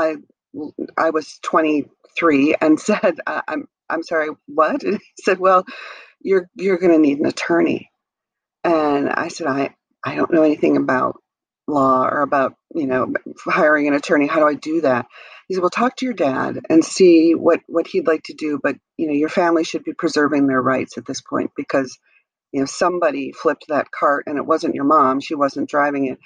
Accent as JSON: {"language": "English", "region": "Wisconsin", "country": "United States", "tie": "born or raised there", "said": "I grew up in Wisconsin"}